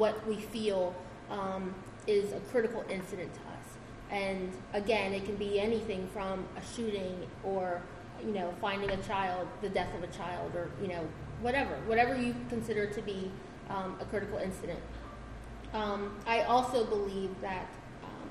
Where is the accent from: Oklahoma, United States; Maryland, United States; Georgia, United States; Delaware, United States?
Delaware, United States; Slower Lower; I'm a country bumpkin. I am from Slower Lower